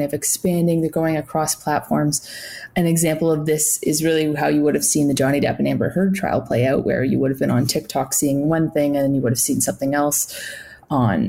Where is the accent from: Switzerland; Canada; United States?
Canada; as a Canadian